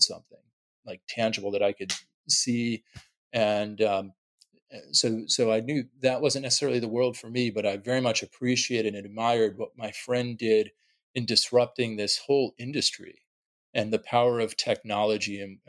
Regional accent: New York City, New York, United States; growing up in New York City, one of the financial capitals of the world

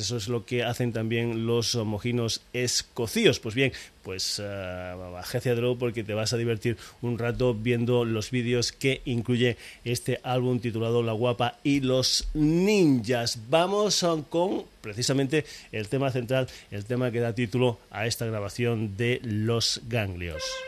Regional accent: Extremadura, Spain; moved away; also born or lived in Granollers, Catalonia; vamos a mi tierra, volvemos a Extremadura

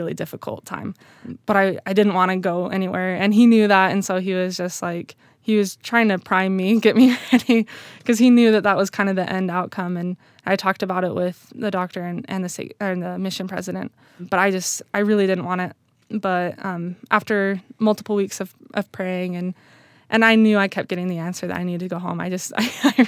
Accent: Utah, United States; I'm growing up in Utah

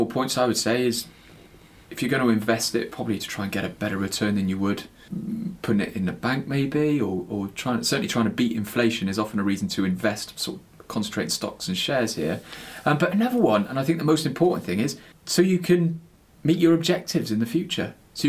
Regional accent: West Country, South West England, United Kingdom; accent: West Country; that's my West Country accent coming through

